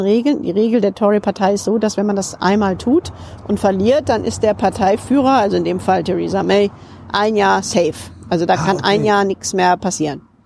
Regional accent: Rhineland, Germany; now in United Kingdom; Ich bin ja auch Rheinländerin

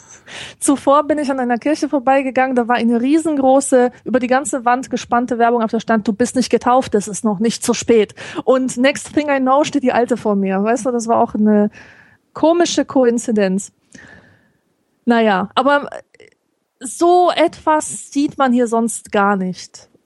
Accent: Poland; moved away; als Polin

